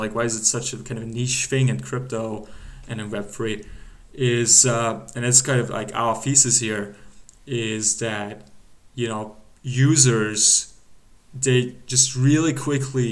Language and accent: English; Germany; we're both from Germany.